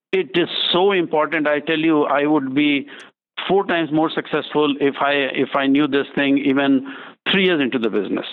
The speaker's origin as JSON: {"language": "English", "country": "India", "moved": "yes", "lives_now": "United States", "said": "I'm originally from India"}